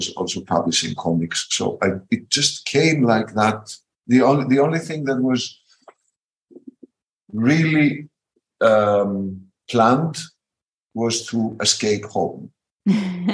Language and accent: English; Athens, Attica, Greece; In my generation, in my country, growing up in Athens, in the underground scene